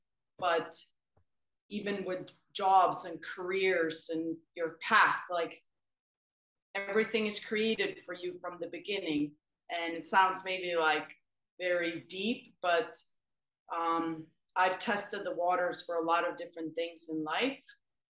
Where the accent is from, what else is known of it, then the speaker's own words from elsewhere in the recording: Sweden; moved away as an adult; also born or lived in Africa; now in Connecticut, United States; I grew up in Sweden and born and raised